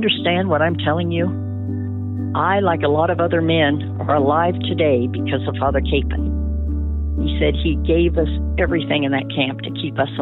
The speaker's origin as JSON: {"language": "English", "town": "Pilsen", "region": "Kansas", "country": "United States", "said": "The town of Pilsen is just a small community"}